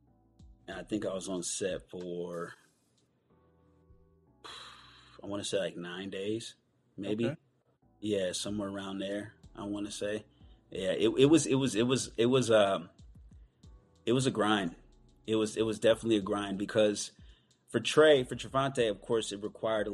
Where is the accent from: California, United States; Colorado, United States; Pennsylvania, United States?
California, United States; Oakland; also born or lived in Antioch, California; We're both from the Bay Area, Oakland. I'm from Oakland and Antioch